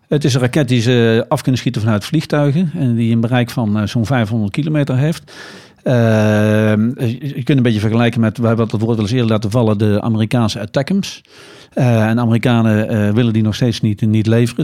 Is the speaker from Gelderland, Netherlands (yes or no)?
yes; Nijmegen, Gelderland, Netherlands; het is toch mijn thuisstad